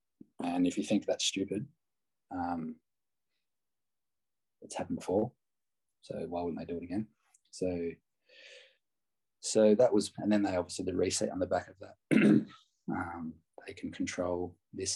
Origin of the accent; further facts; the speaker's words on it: Australia; I'm an Aussie